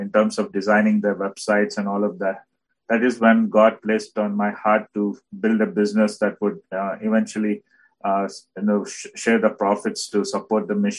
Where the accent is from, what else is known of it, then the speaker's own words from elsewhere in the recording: India; also born or lived in Bhadravati, South India; I'm from India